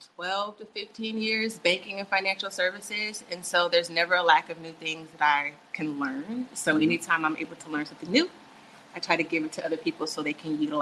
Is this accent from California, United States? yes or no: no; San Antonio, Texas, United States; But I am originally from San Antonio by way of military brat. I've lived everywhere.